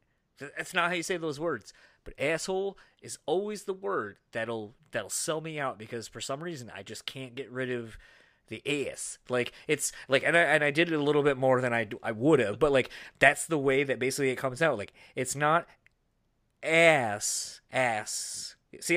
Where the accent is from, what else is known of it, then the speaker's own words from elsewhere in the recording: East Coast, United States; growing up on the East Coast, I still have my East Coast tendencies, but I live here in the Midwest and I have most of my life now